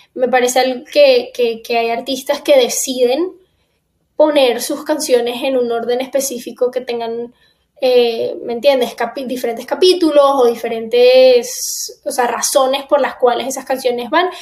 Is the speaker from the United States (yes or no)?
yes; Miami, Florida, United States; also born or lived in Caracas, Venezuela; Yo me fui de Venezuela a los seis años, me mudé para acá, a Miami, y llevo ya más de la mitad de mi vida viviendo en Miami